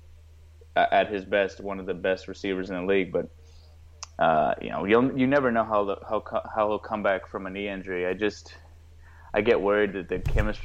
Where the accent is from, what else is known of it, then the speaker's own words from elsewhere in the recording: West Texas, United States; now in Dallas, United States; I'm actually from Texas and West Texas, and most people where I'm from are big Cowboys fans, and now I actually live in Dallas